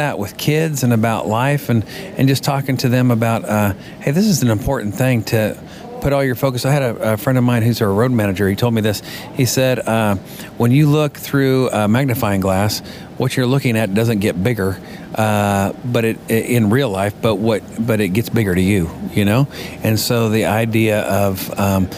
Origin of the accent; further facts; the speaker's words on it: Colby, Kansas, United States; moved away as an adult; now in Nashville, United States; I am from Nashville, well, originally from Kansas, Colby, Kansas